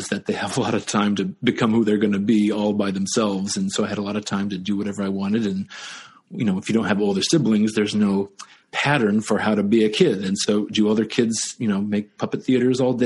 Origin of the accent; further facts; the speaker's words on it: Dayton, Ohio, United States; moved away as an adult; I grew up in Ohio, Dayton, Ohio, which had a lot of arts